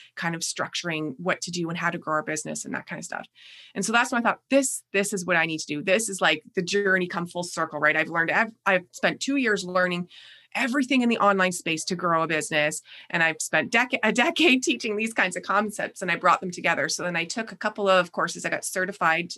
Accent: Canada; accent: Canadian; also born or lived in Niagara Falls, Ontario; you'll probably hear quickly in my voice, but I am Canadian. And so I live in Niagara Falls, Ontario

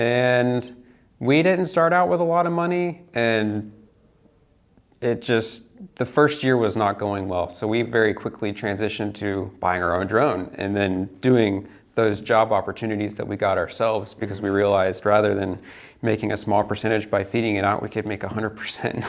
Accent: Lakeland, Florida, United States; moved away as an adult; also born or lived in Dallas; I am from Central Florida, Lakeland

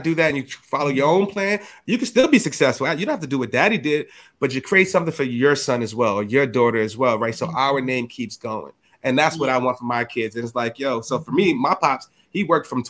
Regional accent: New York City, New York, United States; I'm from the hood. I'm from the Bronx

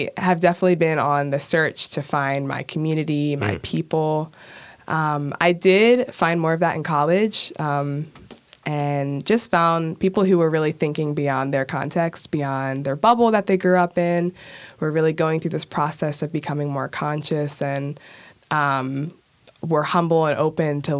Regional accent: Towson, Maryland, United States; I grew up in Towson

